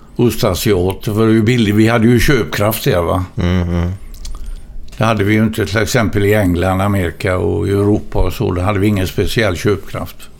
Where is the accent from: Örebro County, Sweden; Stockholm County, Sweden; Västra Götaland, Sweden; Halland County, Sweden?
Västra Götaland, Sweden; Gothenburg; jag är ju född i Gamlestaden